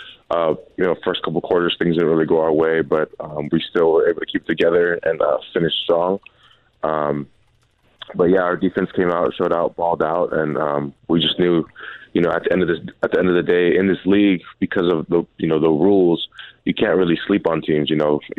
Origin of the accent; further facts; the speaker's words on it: Pacific Northwest, United States; I'm from the Northwest. So, you know, it's the hometown kid